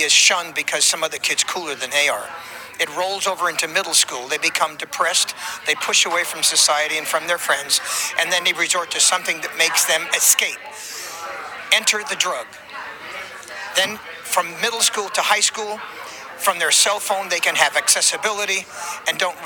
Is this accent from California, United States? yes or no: yes; California, United States; also born or lived in Nevada; now in Nashville, United States; I'm originally from California, and I'm a farmer. raised on a sharecropper's farm there, spent 20 years in Nevada, and then moved on to Nashville, Tennessee